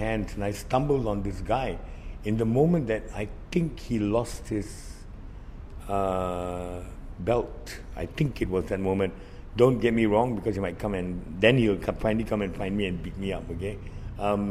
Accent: India; as an Indian

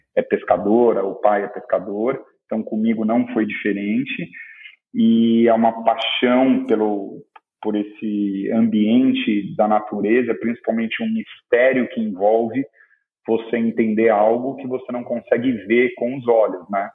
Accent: Ubatuba, São Paulo, Brazil; now in Ilhabela, Brazil; eu cresci em Ubatuba

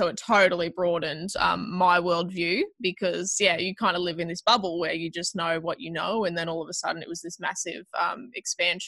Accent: Toowoomba, Queensland, Australia; I grew up in Toowoomba

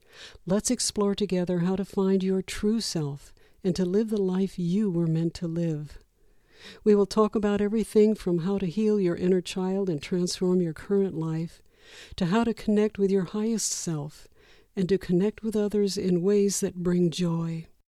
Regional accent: California, United States; I was raised in California, very traditional Christian religion that didn't embrace reincarnation.

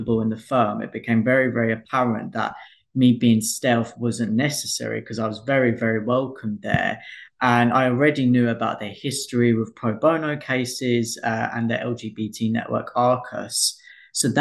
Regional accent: Essex, East of England, United Kingdom; moved away as an adult; also born or lived in Southeast London; now in London, United Kingdom; I'm from Essex.

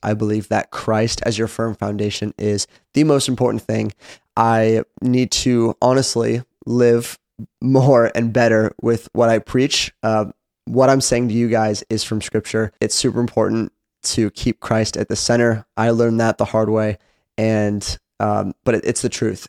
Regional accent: Seattle, Washington, United States; moved away as an adult; now in Franklin, United States; I am originally from Seattle, Washington

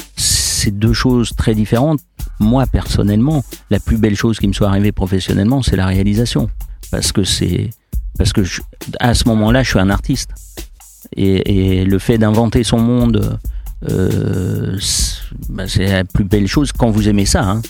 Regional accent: Lyon, Auvergne-Rhône-Alpes, France; je suis lyonnais

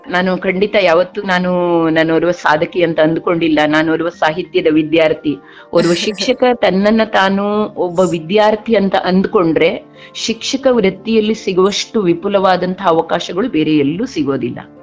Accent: Karnataka, India; ನಮ್ಮದೇ ತಾಲೂಕಿನ Gundubala number one ಶಾಲೆಗೆ ಆಯ್ಕೆಯಾದಾಗ

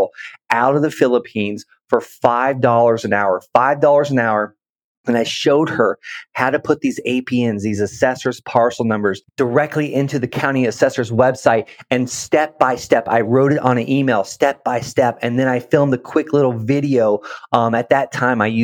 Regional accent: Okeechobee, Florida, United States; moved away as an adult; also born or lived in Colorado Springs, Colorado; I'm actually from Okeechobee, Florida

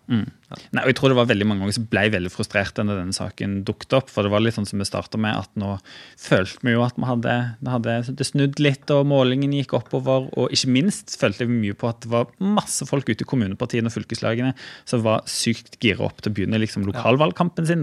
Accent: Stavanger, Rogaland, Norway; hjemme i Stavanger

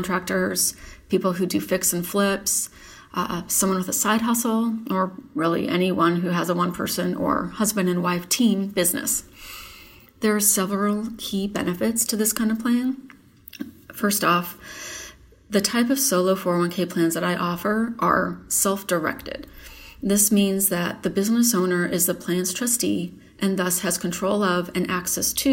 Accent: Michigan, United States; moved away as an adult; also born or lived in Dallas, Texas; now in McKinney, United States; I grew up in Michigan and earned a Bachelor of Science degree from Eastern Michigan University. About a month after graduation, I packed up a U-Haul and moved to Dallas

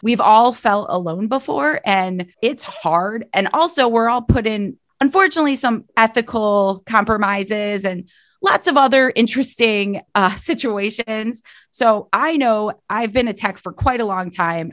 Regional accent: Cleveland, Ohio, United States; I'm from Cleveland, Ohio always have lived here.

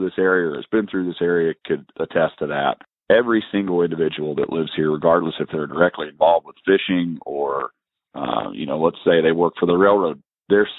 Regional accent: North Carolina, United States; moved away; I grew up in North Carolina

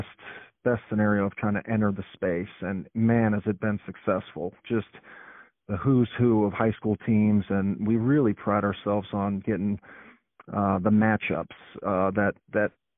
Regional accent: New England, United States; moved away as an adult; I was from New England.

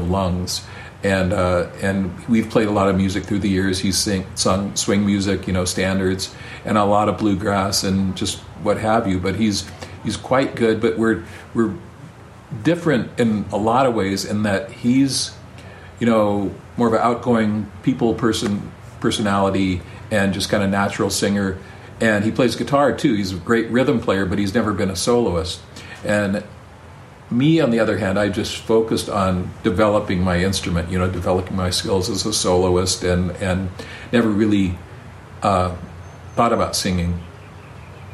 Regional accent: Ukiah, California, United States; we grew up in Ukiah

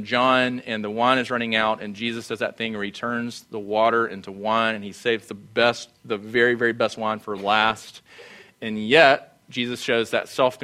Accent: Sumter, South Carolina, United States; moved away; I grew up in Sumter.

